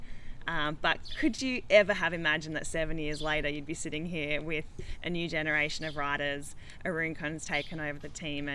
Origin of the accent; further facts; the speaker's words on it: Canberra, Australian Capital Territory, Australia; I'm also from Canberra